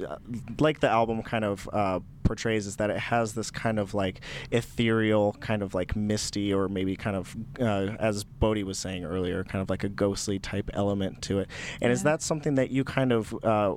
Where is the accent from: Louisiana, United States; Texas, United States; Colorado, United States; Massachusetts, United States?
Colorado, United States; Durango; I'm originally from Durango, Colorado, which is one of the more southern cities in Colorado.